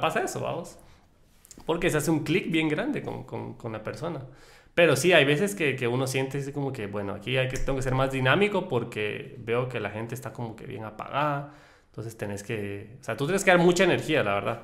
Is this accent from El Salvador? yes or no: yes; El Salvador; nosotros somos salvadoreños